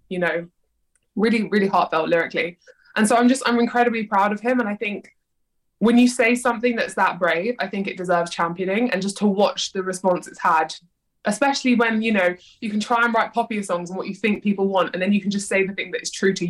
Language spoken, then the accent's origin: English; London, United Kingdom; born or raised there